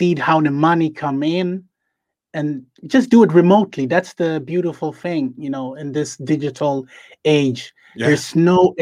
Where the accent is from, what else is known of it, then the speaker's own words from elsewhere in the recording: Sweden; I'm from Sweden, and my parents are from Ghana, but I'm born in Sweden, so I'm a second generation